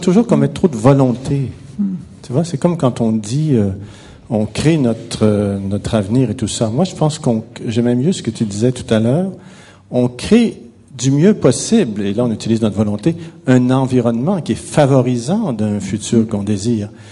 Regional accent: Quebec, Canada; je suis québécois, je viens du Québec, ça doit s'entendre un petit peu

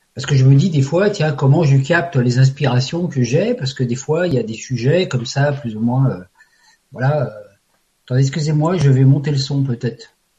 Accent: Paris, Île-de-France, France; je suis parisien d'origine

